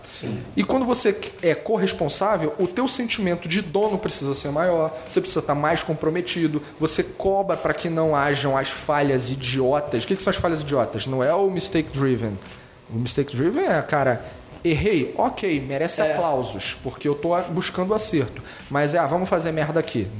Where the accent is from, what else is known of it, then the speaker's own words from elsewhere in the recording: Rio de Janeiro, Brazil; accent: carioca; Eu sou carioca, tá? E meu sotaque não nega.